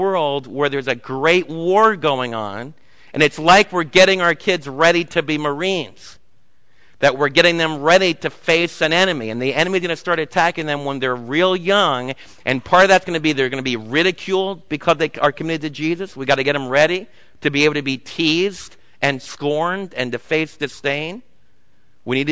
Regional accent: United States; as American parents

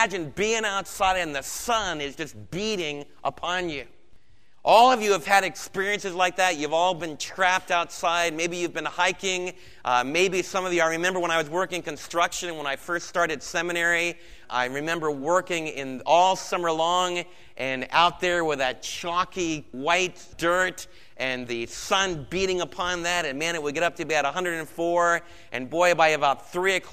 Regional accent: United States; for us as Americans

